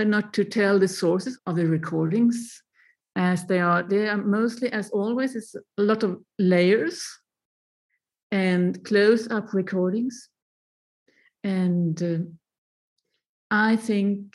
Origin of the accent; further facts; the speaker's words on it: Sweden; moved away as an adult; now in Berlin, Germany; I moved away from Sweden a long, long time ago, over 20 years ago